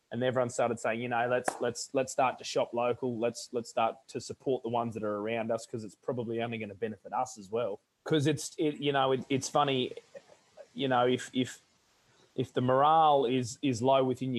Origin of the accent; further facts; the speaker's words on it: Warren, New South Wales, Australia; moved away as an adult; also born or lived in Manly; now in Dubbo, Australia; I came to first start my study in Manly, when I came from Warren